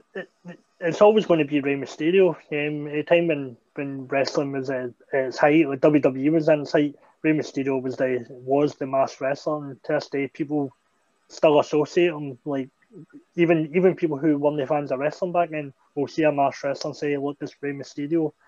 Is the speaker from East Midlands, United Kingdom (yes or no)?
no; Greenock, Scotland, United Kingdom; a school opening up um, in my hometown